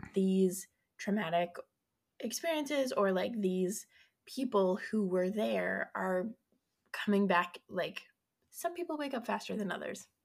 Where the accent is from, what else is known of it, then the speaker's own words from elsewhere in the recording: Colorado, United States; I'm from Colorado